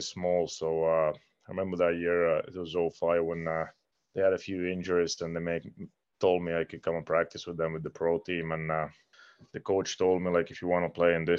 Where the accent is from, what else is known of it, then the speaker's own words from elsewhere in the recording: Finland; English is a second language; moved away as an adult; I'm from a really small town in Finland where we had a outdoor hockey rink. And I think they built a indoor 2011. So basically, I grew up playing outdoor until I was 14, 15